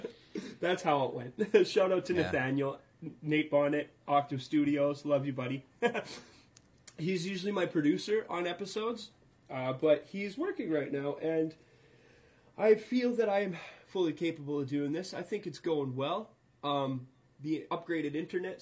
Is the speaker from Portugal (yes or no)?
no; Alberta, Canada; I'm from Alberta, so that's Texas to the north.